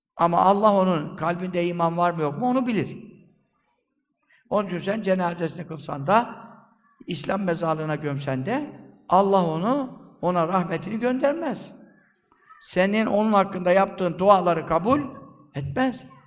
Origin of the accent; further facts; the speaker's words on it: Black Sea Region, Turkey; bizim Karadeniz'de